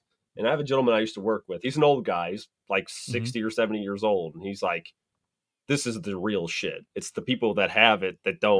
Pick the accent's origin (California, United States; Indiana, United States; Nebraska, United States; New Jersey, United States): Nebraska, United States; I'm from Nebraska.